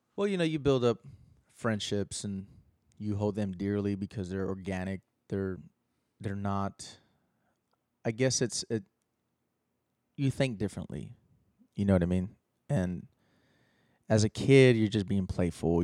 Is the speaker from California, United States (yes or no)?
no; Austin, Texas, United States; I was born in Austin